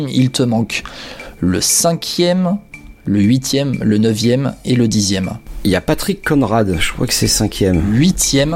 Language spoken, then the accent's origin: French; France; je suis français, moi, monsieur, je suis râleur.